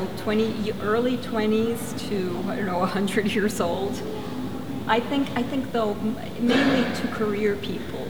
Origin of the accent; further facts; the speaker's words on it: Caracas, Capital District, Venezuela; also born or lived in Brooklyn, New York, United States; I was actually born in Brooklyn, but raised in Caracas, Venezuela.